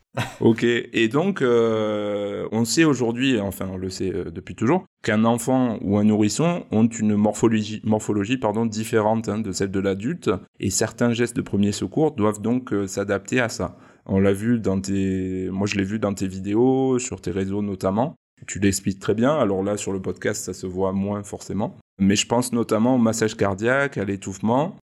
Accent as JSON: {"language": "French", "region": "Provence-Alpes-Côte d'Azur", "country": "France", "said": "chez nous en Provence"}